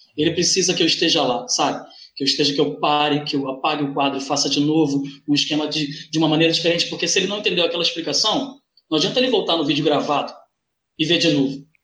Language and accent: Portuguese; Duque de Caxias, Rio de Janeiro, Brazil; moved away as an adult; also born or lived in Tijuca, Rio de Janeiro; now in Rio de Janeiro, Brazil; eu sou nascido na Baixada Fluminense, nascido e criado na Baixada Fluminense, que é uma região mais pobre daqui.